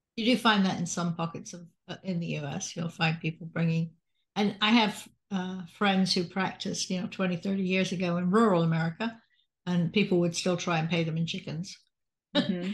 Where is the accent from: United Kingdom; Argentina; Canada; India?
United Kingdom; Salisbury, South West England; moved away; I'm from Salisbury, in England.